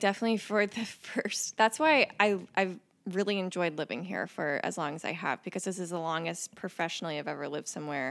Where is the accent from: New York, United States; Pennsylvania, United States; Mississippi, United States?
Mississippi, United States; Mississippi Gulf Coast, United States; moved away as an adult; also born or lived in Kentucky; now in Cincinnati, United States; I grew up in Mississippi